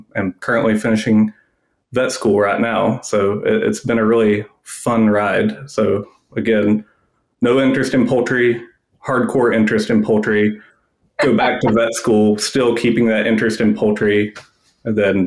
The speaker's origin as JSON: {"language": "English", "region": "Western North Carolina", "country": "United States", "tie": "born or raised there", "said": "I grew up in Western North Carolina."}